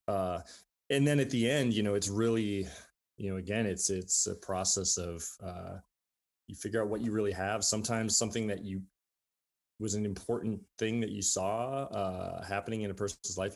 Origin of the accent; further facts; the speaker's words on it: Saint Paul, Minnesota, United States; moved away as an adult; also born or lived in Grinnell, Iowa; now in Iowa City, United States; I was born in Saint Paul, Minnesota. I grew up there